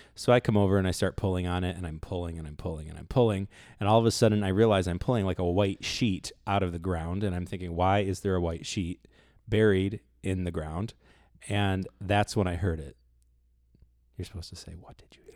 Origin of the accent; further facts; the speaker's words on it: Toledo, Ohio, United States; I grew up in South Toledo